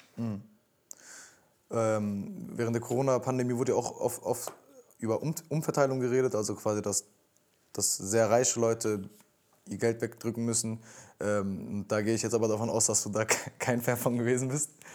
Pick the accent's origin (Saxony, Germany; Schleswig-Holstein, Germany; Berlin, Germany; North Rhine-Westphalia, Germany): North Rhine-Westphalia, Germany; Cologne; ich komme aus Köln